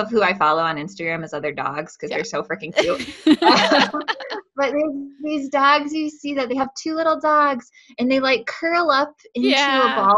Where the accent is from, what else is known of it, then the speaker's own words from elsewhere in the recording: West Michigan, United States; moved away as an adult; now in Colorado, United States; I'm from West Michigan, born and raised